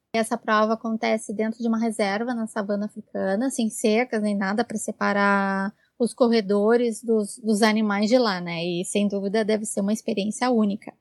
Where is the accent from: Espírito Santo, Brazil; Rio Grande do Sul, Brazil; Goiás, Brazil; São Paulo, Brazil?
Rio Grande do Sul, Brazil; Porto Alegre; eu sou de Porto Alegre